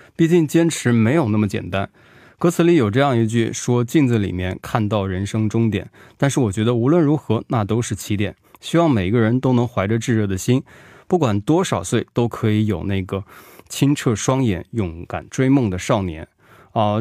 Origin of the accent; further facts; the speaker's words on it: Xiangyang, Hubei, China; 因为我是襄阳人嘛